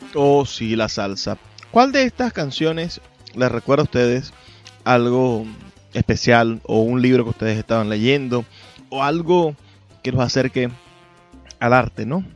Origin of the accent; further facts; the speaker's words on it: Venezuela; nuestra identidad como latinoamericanos, como venezolanos